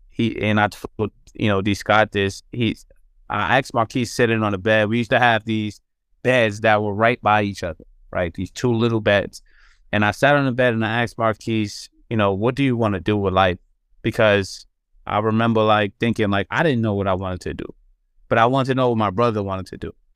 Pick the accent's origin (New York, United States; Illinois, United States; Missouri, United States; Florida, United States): New York, United States; New York City; born or raised there